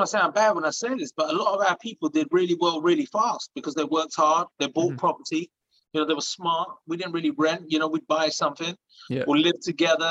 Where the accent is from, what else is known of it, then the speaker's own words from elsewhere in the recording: Hounslow, London, United Kingdom; moved away as an adult; that's where I'm from. You know, that's the town that made me.